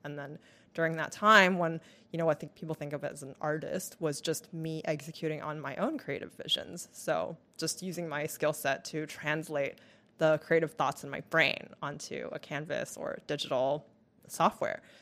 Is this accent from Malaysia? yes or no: no; Taiwan; moved away as an adult; also born or lived in Vancouver, Canada; now in United States; I moved back to Taiwan, where I stayed until I was about eighteen.